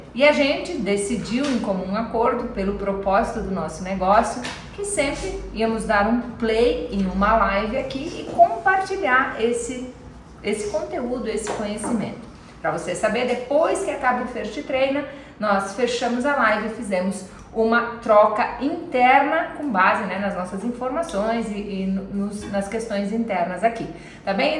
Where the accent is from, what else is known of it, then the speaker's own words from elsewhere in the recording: Nova Roma, Brazil; moved away; quando eu era criança lá em Nova Roma